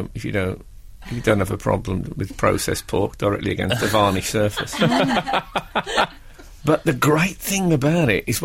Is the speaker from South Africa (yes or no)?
no; West Bromwich, West Midlands, United Kingdom; I was born in West Bromwich